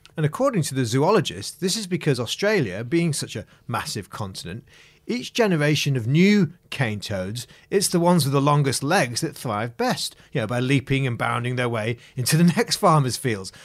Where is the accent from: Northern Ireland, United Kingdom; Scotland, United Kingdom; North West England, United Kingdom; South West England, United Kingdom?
North West England, United Kingdom; Macclesfield; moved away; I'm from Macclesfield, a small town just south of Manchester in England